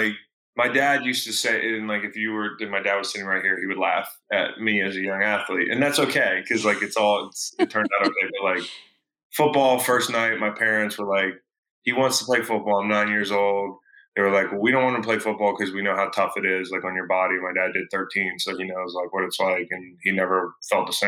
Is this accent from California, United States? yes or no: yes; California, United States; moved away; the small town where I grew up. And once we moved from California, when he retired